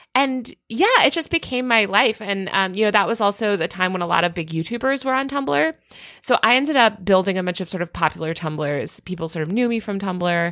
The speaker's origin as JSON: {"language": "English", "region": "Connecticut", "country": "United States", "tie": "born or raised there", "said": "I grew up in Connecticut"}